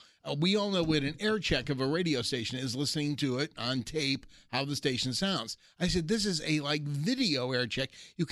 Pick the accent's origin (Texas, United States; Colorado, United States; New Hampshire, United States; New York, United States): New York, United States; Brooklyn; born there; Hey, I was born in Brooklyn.